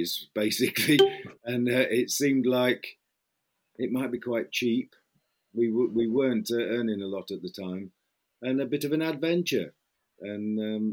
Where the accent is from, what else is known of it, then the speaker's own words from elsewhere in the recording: Midlands, United Kingdom; moved away; also born or lived in Essex; I come from, you might be able to tell from my accent, I'm not actually from Essex. I come from the Midlands.